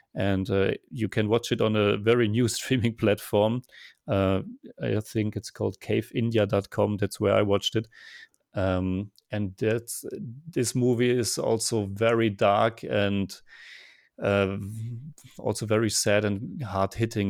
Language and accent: English; Germany; now in Vienna, Austria; I'm originally from Germany, and now I'm living in Vienna, Austria